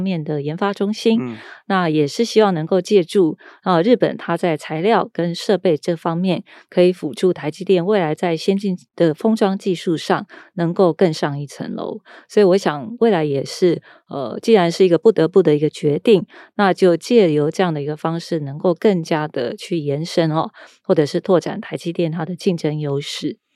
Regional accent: Taiwan; 那反观台湾呢，我们在这一波的疫情，还有美中的科技战，我们其实是在两边都有得利的哦。

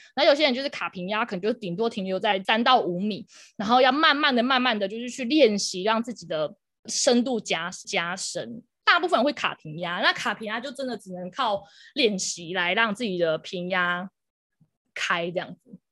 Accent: Pingtung County, Taiwan; moved away; also born or lived in Taipei; 我要顺便回南部啊，就我是屏东人，所以我想说顺便回屏东工作

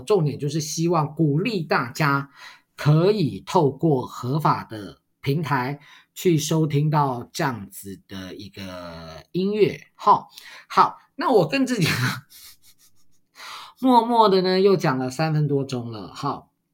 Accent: Taiwan; 我们台湾人

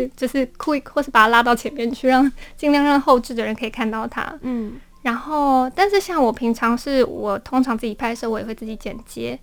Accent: Matsu, Lienchiang County, Taiwan; moved away; 我回到我的老家马祖

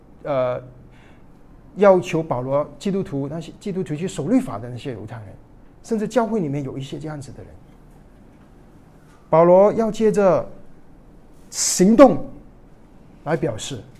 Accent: China; 我们中国人

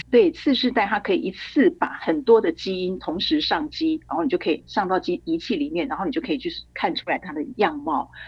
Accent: Taiwan; 我们台湾人

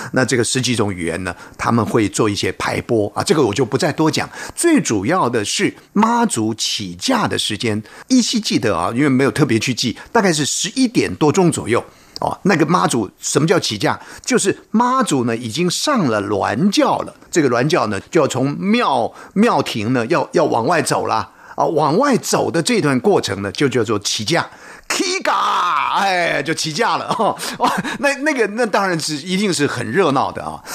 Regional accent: Taiwan; 就在我们台湾呢，作为一个台湾人

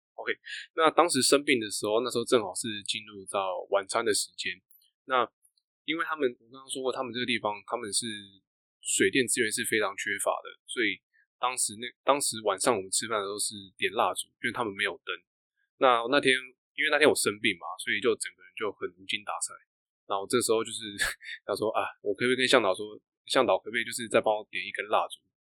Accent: Taiwan; 我是台湾人

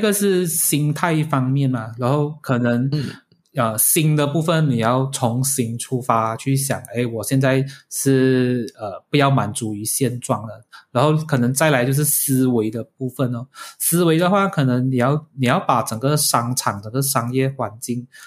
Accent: Malaysia; 我们是马来西亚人的一份子

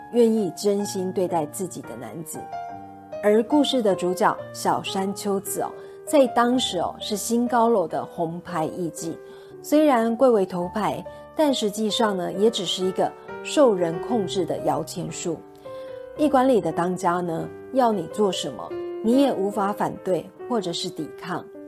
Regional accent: Taipei, Taiwan; 我的出生地台北

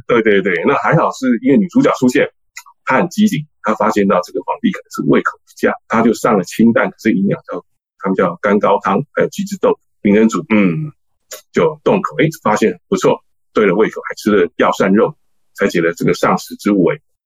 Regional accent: Taipei, Taiwan; 我是从小出生在台北市北投区哦，那我们是一个闽南家庭，所以我从小就接触到闽南人的一些家常菜啊

